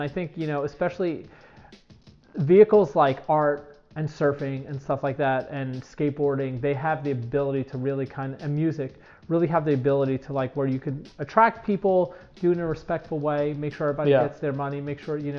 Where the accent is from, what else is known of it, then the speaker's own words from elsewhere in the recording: New York City, New York, United States; moved away as an adult; now in San Clemente, United States; I grew up in Fort Greene, Brooklyn, and oddly enough, I ended up living there before I moved here